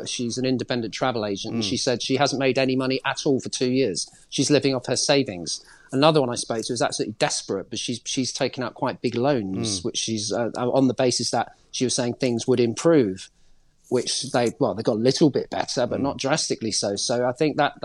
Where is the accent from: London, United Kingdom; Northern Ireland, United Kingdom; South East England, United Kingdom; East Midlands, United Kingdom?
London, United Kingdom; I'm a Londoner